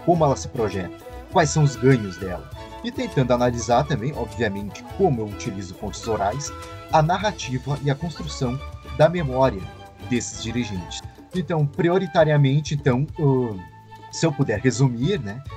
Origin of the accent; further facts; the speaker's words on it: Caxias do Sul, Rio Grande do Sul, Brazil; natural, domiciliado e residente de Caxias do Sul